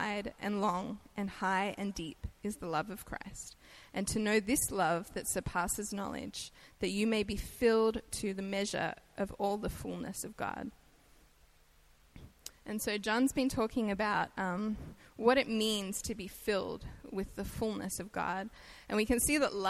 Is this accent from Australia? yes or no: yes; Australia; accent: Australian; moved away as an adult; now in United States; I'm Australian, so I have an accent